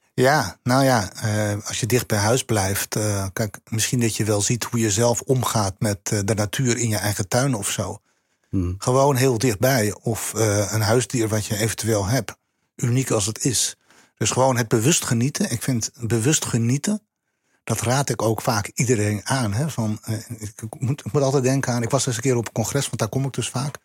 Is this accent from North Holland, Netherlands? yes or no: yes; Santpoort, North Holland, Netherlands; ik kom uit Zandpoort, Noord-Holland